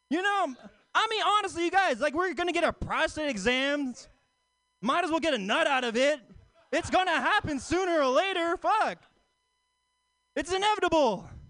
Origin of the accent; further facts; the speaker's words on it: Oakland, California, United States; I'm actually not from San Francisco. I live in Oakland. You know, Oakland, yeah, Oakland native across the East Bay.